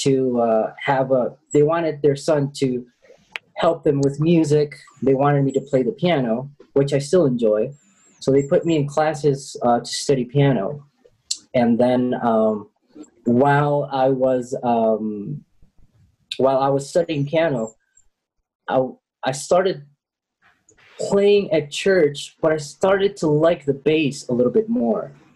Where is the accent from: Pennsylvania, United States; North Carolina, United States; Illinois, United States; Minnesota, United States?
Illinois, United States; Chicago; now in Medellin, Colombia; I grew up in Chicago.